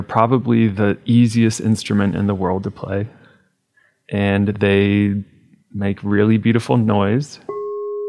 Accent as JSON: {"language": "English", "region": "Ohio", "country": "United States", "said": "I am from Ohio"}